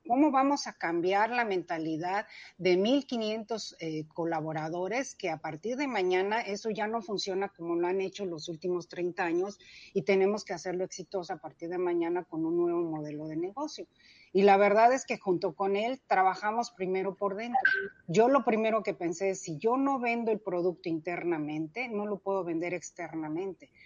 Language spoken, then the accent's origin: Spanish; Mexico City, Mexico; nací, crecí en la Ciudad de México